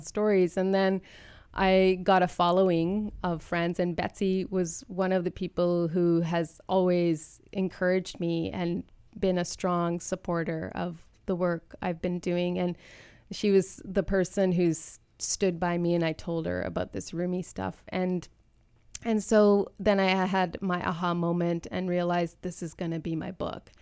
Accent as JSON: {"language": "English", "country": "Canada", "tie": "born or raised there", "said": "being born and raised in Canada"}